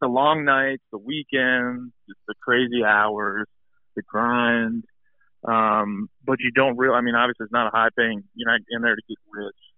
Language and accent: English; Hagerstown, Maryland, United States; I met a gentleman named Pete Angle at a bar in my hometown. Him and I are both from Hagerstown, Maryland.